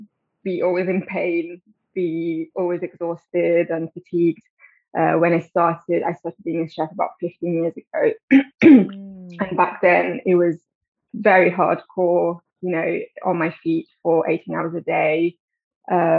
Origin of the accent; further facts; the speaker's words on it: Italy; moved away as an adult; now in London, United Kingdom; So I grew up in Italy, but I've been living in London for 12 years now